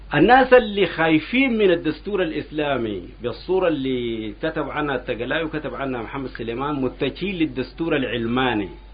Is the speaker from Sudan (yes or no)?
yes; Sudan; نحن كان عندنا في السودان هنا